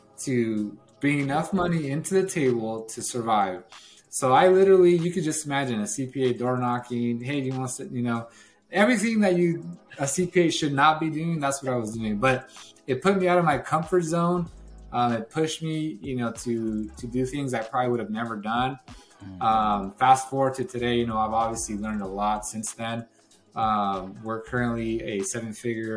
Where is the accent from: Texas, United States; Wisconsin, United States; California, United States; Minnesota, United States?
California, United States; Watsonville; moved away as an adult; now in Bakersfield, United States; I lived in Watsonville, California. It's where I was born and raised. And lived there basically all until high school